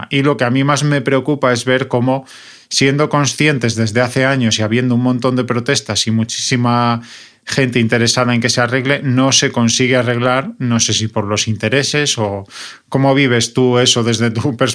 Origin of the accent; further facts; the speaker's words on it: Murcia, Region of Murcia, Spain; Tiene un río, que es el río Segura, que yo recuerdo cuando era pequeño que pasaba por Murcia y era todo espuma y contaminación